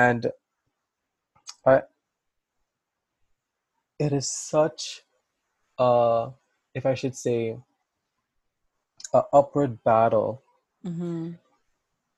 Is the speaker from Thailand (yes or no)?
no; Trinidad & Tobago; growing up in the Caribbean, you're very much surrounded by people that look like you